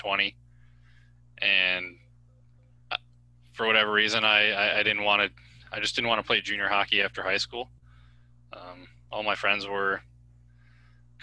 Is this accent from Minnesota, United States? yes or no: yes; Minnesota, United States; moved away as an adult; also born or lived in Washington / Finland; I grew up in Minnesota